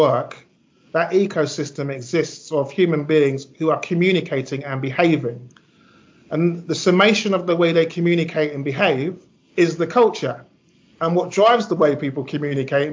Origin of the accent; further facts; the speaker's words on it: London, United Kingdom; also born or lived in Ghana; I'm from South London. You know, I went to a local comp.